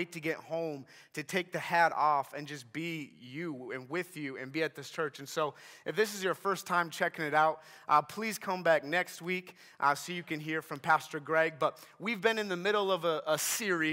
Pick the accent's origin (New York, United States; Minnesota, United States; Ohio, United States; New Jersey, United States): Minnesota, United States; I'm from Minnesota